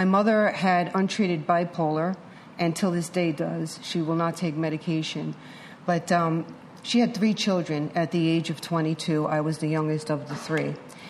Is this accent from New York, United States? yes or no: yes; New York City, New York, United States; born there; I was born in New York City Hospital in 1960, and we moved around a lot.